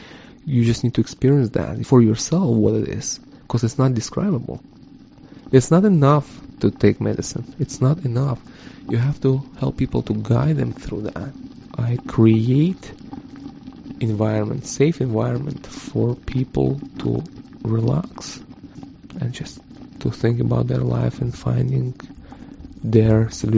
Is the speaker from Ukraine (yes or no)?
yes; Ukraine; I'm originally from Ukraine.